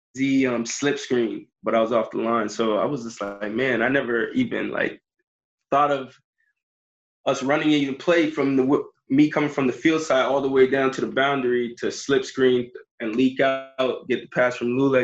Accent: Jamaica; I'm Jamaican

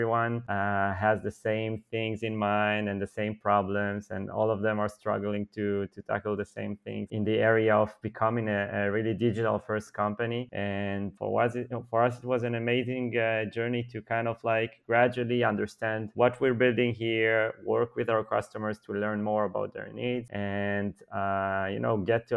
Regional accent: Ramat Gan, Tel Aviv District, Israel; I grew up in Israel, in a city close to Tel Aviv called Ramat Gan, where I live today.

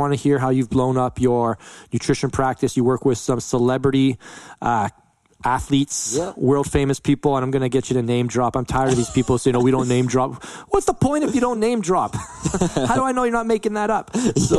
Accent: London, Ontario, Canada; born or raised there

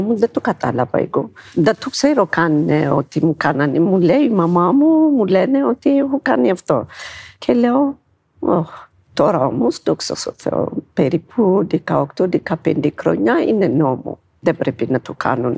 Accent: Ethiopia; Greek is a second language; moved away as an adult; now in Greece; είμαι από την Αιθιοπία και είμαι 54 χρόνων

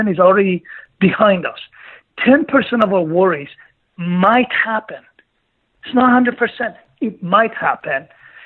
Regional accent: Greece; moved away as an adult; also born or lived in Iran / Canada; now in United States; I was born in Iran, and then I grew up through my teenage years. I was growing up in Greece. Then I moved to Canada when I was 18

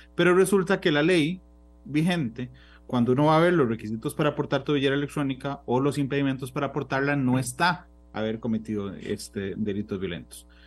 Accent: Costa Rica; como costarricense

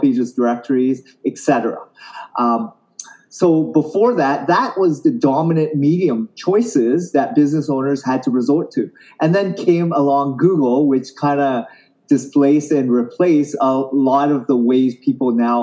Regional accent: Canada; I grew up in Canada

